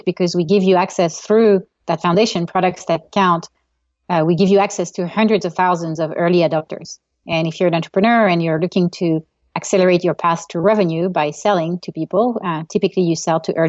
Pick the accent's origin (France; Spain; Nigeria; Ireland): France; moved away as an adult; now in California, United States; I grew up in Europe, grew up in France, and moved to California to get my MBA at Stanford like an eternity ago